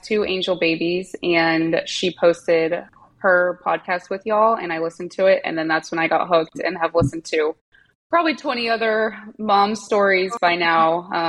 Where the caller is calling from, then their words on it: Boerne, Texas, United States; I am calling from Boulevardy, Texas. It's just north of San Antonio.